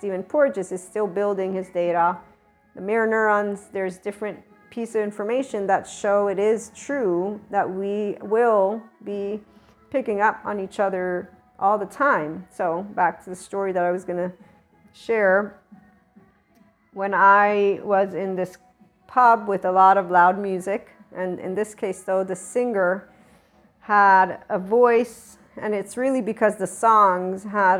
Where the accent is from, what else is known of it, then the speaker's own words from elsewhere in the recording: Naples, Campania, Italy; also born or lived in United States; I'm not only Neapolitan. I'm not only American. I'm not only Italian. In fact, I'm definitely a Southerner. And right here is where I claim my heart. It's a Neapolitan heart.